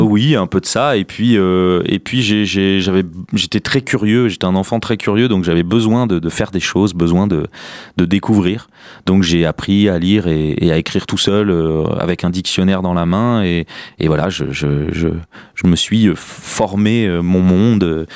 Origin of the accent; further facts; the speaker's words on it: Chartres, Centre-Val de Loire, France; now in Orléans, France; Je suis né à Chartres, donc dans une famille modeste